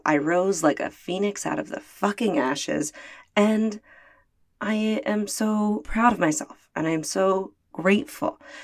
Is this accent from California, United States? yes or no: yes; Los Angeles, California, United States; I grew up here too